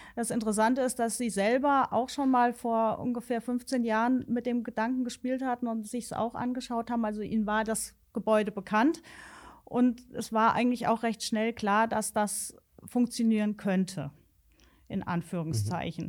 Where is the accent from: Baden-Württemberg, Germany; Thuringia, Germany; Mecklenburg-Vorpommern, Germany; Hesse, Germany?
Hesse, Germany; Alsfeld; Ich als gebürtige Alsfelderin